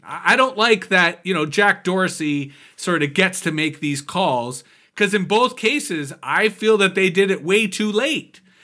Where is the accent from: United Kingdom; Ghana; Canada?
Canada; I'm a Canadian